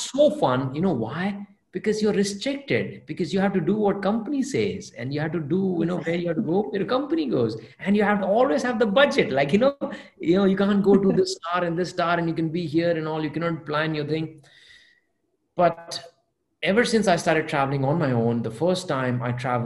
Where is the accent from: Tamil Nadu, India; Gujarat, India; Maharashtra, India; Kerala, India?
Gujarat, India; Adipur; English is a second language; moved away; I did not go out of Kutch. I was born in Adipur, Gujarat